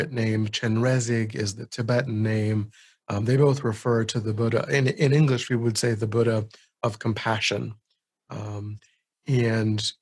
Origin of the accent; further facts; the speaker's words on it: United States; I'm an American